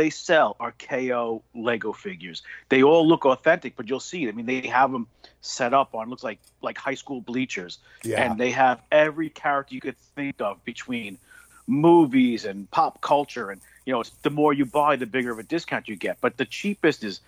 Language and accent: English; New York City, New York, United States; I grew up in Queens